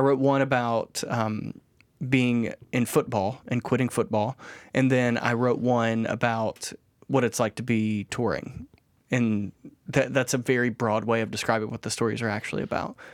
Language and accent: English; United States; we grew up, like, proud Americans